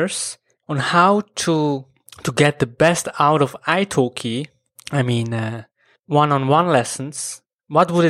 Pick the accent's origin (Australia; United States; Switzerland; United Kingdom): Switzerland; English is a second language; I know German, as I come from Switzerland